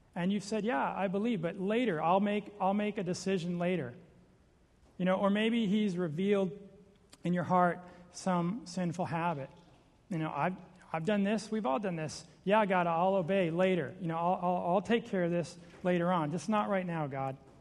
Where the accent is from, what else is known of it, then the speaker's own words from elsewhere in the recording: Seattle, Washington, United States; I'm from Seattle.